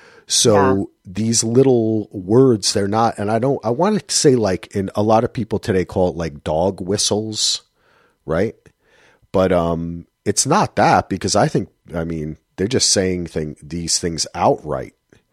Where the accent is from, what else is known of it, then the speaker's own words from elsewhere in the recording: New Jersey, United States; I forgot the ra. I'm from Jersey.